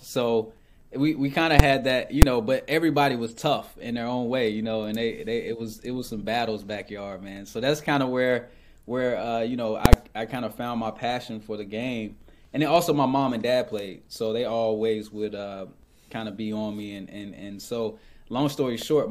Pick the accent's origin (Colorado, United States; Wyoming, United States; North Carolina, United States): North Carolina, United States; Raleigh; I'm from Raleigh, North Carolina originally, but every summer I would go to Boston